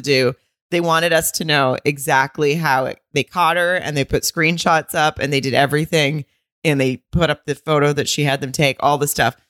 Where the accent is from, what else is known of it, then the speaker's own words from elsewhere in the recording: Arkansas, United States; I'm from Arkansas